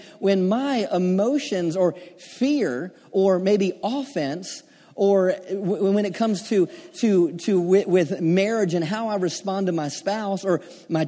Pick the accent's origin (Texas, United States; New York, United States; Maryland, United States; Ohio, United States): Maryland, United States; I'm from Maryland, and you know I can be in Delaware in 10 minutes